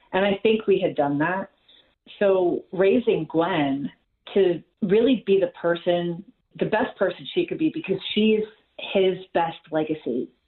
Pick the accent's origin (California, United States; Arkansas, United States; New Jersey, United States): New Jersey, United States; born there; Like, I was born in Jersey, and anything.